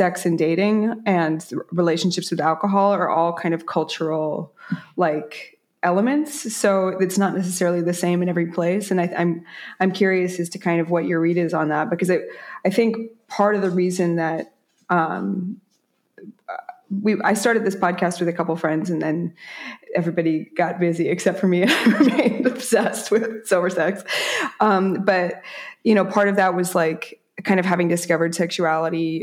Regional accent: New York City, New York, United States; moved away as an adult; I'm a borough bred, so it's nice to talk to somebody live and direct from my hometown.

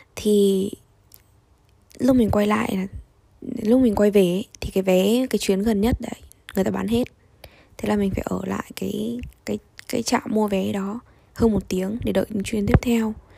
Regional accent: Vietnam; moved away as an adult; now in Russia; mình đến từ Việt Nam

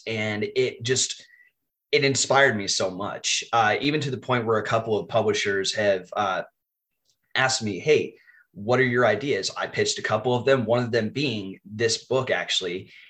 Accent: Texas, United States; I am from Texas in the US. I am a high school English teacher

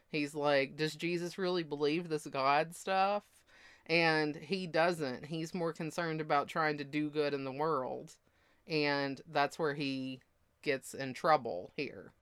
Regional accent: the Bible Belt, United States; moved away; I'm from the Bible Belt

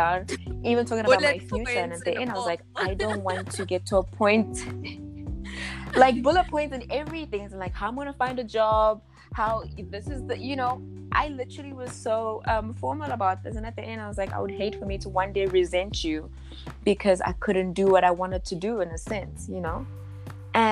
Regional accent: Johannesburg, Gauteng, South Africa; also born or lived in Lichtenburg, North West, South Africa; So I'm a small town girl and I was raised by my grandmother for about till I was about 4 or 5 years old. You know, and then eventually I moved to Joburg this side with my mother

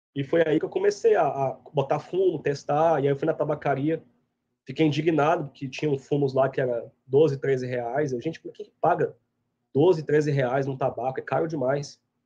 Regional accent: Goiás, Brazil; moved away as an adult; also born or lived in Piracicaba, Brazil; now in United States; eu sou goiano, mas minha família é paulista e gaúcha, cresci em Goiás

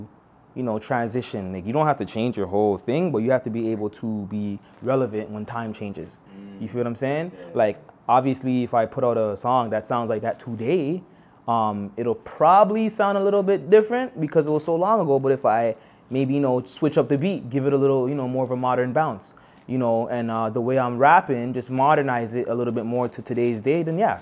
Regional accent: Toronto, Ontario, Canada; born and raised in Toronto

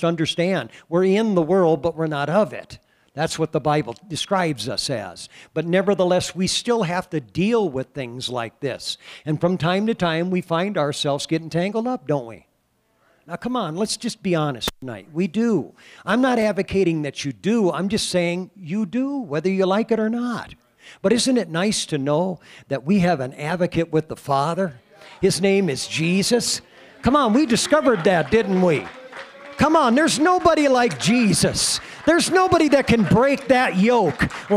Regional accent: Iowa, United States; moved away; I come from Iowa originally

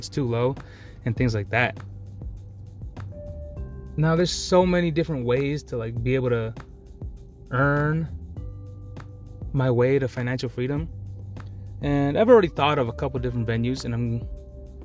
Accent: Maryland, United States; I'm from Maryland. You know, I was born and raised here

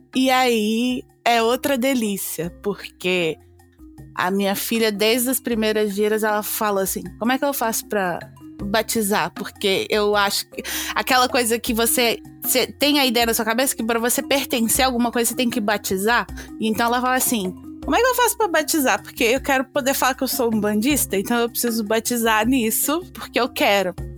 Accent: Minas Gerais, Brazil; now in United Kingdom; Eu sou de Minas

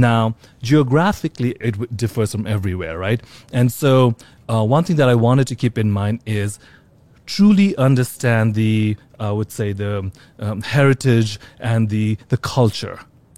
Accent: Nepal; also born or lived in Singapore / India / London / Australia; now in New York, United States; though I live in New York for 20 years right now, like I came from different parts of the world. I was born in Singapore, grew up in Nepal, lived in India, London, Australia.

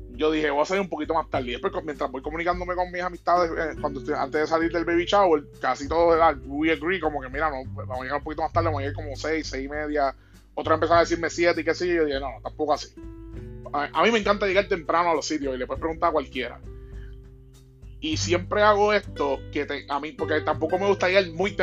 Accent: Bayamón, Puerto Rico; Bayamón, mi ciudad natal

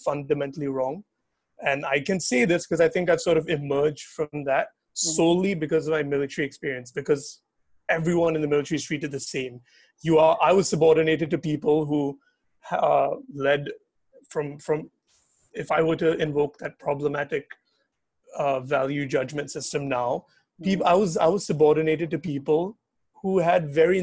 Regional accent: Singapore; I'm not just a Singaporean, I'm a Singaporean Indian

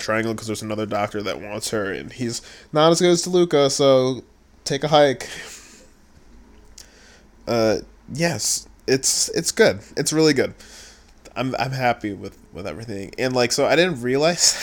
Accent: Buffalo, New York, United States; I'm from Buffalo

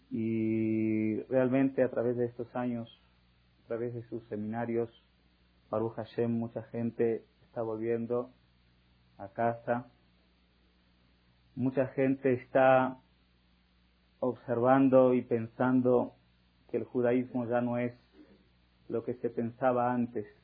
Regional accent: Argentina; now in Mexico; Yo soy argentino y escucho de las noticias de mi país natal y todo el mundo está queriendo ayudar a esta crisis y los judíos de aquí de México que tienen un grande corazón se juntaron para ayudar.

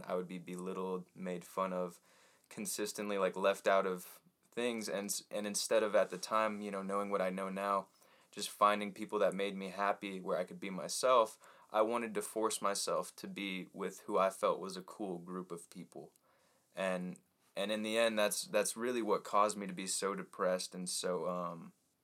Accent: Texas, United States; also born or lived in Portland, Oregon; I moved down to Texas

